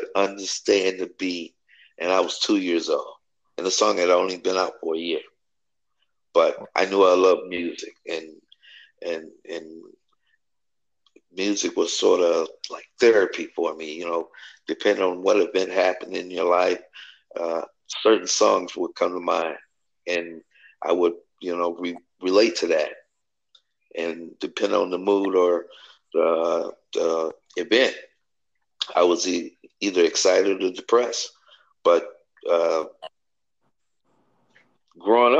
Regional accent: Detroit, Michigan, United States; I grew up in Detroit on the west side

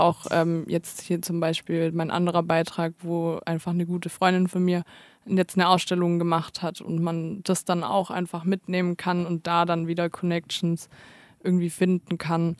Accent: Stuttgart, Baden-Württemberg, Germany; now in Tübingen, Germany; als Stuttgarter

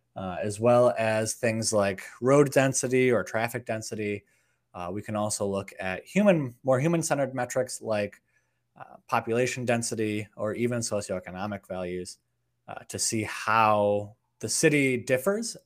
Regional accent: outside of Chicago, Illinois, United States; I grew up outside of Chicago, Illinois

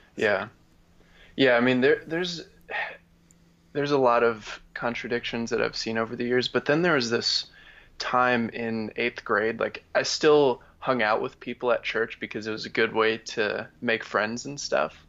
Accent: Wisconsin, United States; my family has been Christian, and we grew up in Wisconsin.

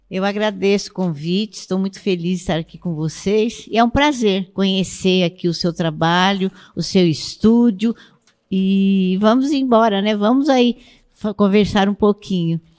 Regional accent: Osasco, São Paulo, Brazil; also born or lived in Campinas; Bom, eu vim de Campinas, de um, uh, da cidade de Souza, o bairro Souza, de Campinas. Eu vim para Osasco, eu tinha quatro anos de idade com meus pais e morei sempre na quilômetro 18.

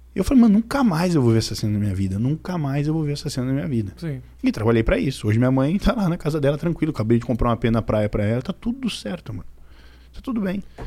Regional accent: Carapicuíba, São Paulo, Brazil; also born or lived in Cotia; eu nasci em Carapicuíba, depois Cotia, e agora eu moro na Granja Viana, que pertence a Carapicuíba ainda

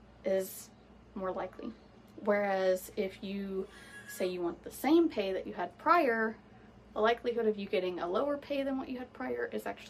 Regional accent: Florida, United States; I am from Florida. We are in the Sunshine State, and it is hot as hell here

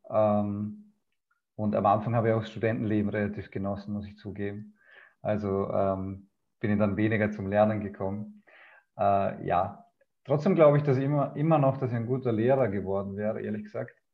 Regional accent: Vorarlberg, Austria; Genau, also ich bin in Freiberg geboren, ganz im Westen von Österreich, eben am Bodensee. Äh, und wir waren vier Kinder daheim.

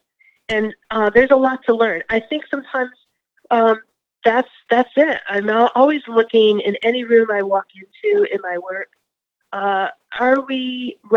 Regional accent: Greenfield, Massachusetts, United States; I grew up in Western Massachusetts, the town of Greenville, county seat.

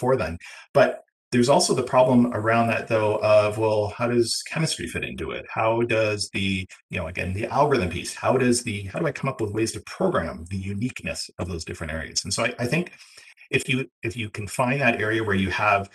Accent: Ontario, Canada; being from Ontario, where I am

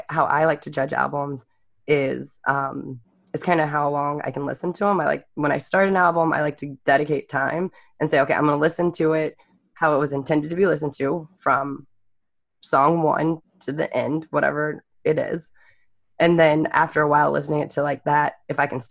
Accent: Central Texas, United States; we're all native Texans here. I grew up in Central Texas

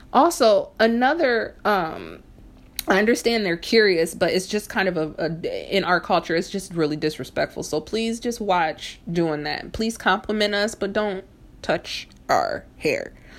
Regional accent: Fort Wayne, Indiana, United States; when I was younger in, in, in Fort Wayne, Indiana, where I'm originally from

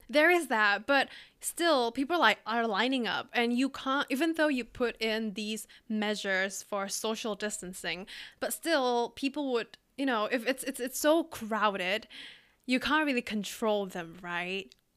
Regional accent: Indonesia; now in Singapore; I live in Singapore and yeah, my home country is Indonesia

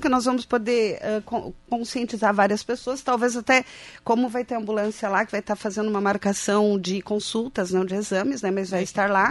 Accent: Passo Fundo, Rio Grande do Sul, Brazil; moved away as an adult; now in Santa Catarina, Brazil; Eu sou de Passo Fundo

